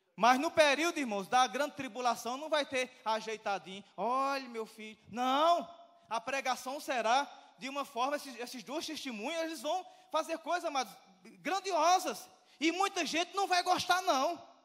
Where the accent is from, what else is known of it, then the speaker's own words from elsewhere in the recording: Brazil; eu sou brasileiro